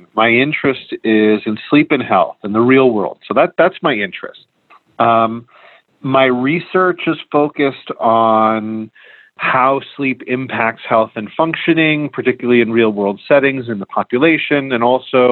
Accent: outside of New York, United States; moved away as an adult; also born or lived in Rochester, New York / San Diego / Philadelphia; now in Tucson, United States; I'm originally from Northeast U.S., originally from outside of New York

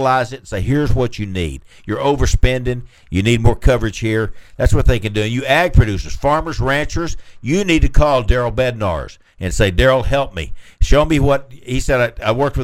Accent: Lubbock, Texas, United States; when we were kids growing up, it wasn't big for us in Lubbock

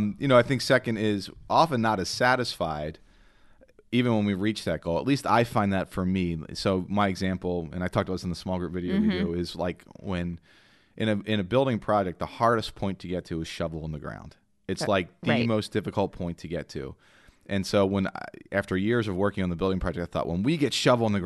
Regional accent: Ireland; And I'm the Irishman. I should have known that.

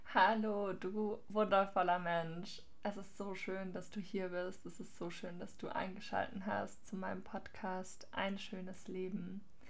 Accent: near Ludwigsburg, Baden-Württemberg, Germany; ich bin aufgewachsen auf einem Hof in der Gegend von Ludwigsburg

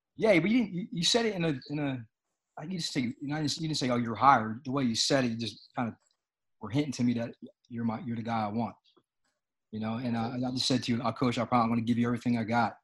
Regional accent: Philadelphia, Pennsylvania, United States; I'm from Philadelphia

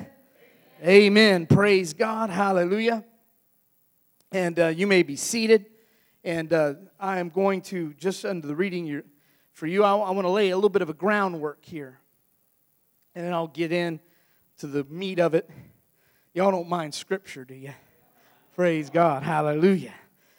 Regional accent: Florida, United States; also born or lived in Ohio; I'm originally from Ohio, but I grew up in Florida.

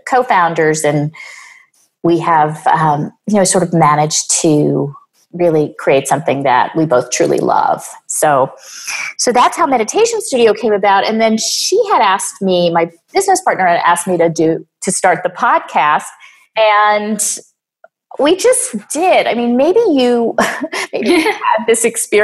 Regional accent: New York, United States; also born or lived in Boulder, Colorado; I am from New York.

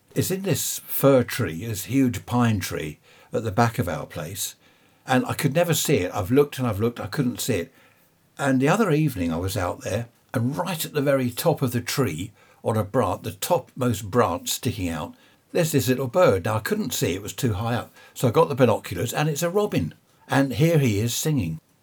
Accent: Surrey, South East England, United Kingdom; I was born in Surrey.

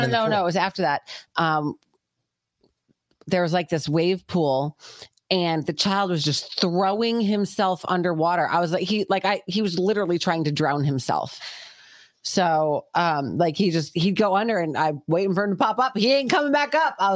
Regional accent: Jamaica; I'm from Jamaica. I'm, I'm close by.

